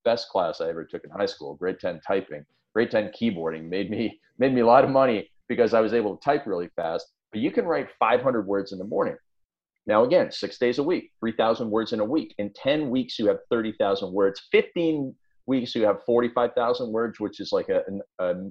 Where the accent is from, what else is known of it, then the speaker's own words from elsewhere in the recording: Canada; I'm a farm boy from up in Canada